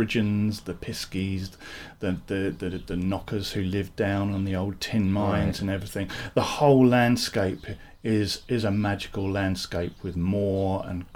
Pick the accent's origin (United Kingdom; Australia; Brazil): United Kingdom; Sussex, South East England; also born or lived in Redruth, Cornwall; I was born in Cornwall, and we moved to Sussex when I was very, very young.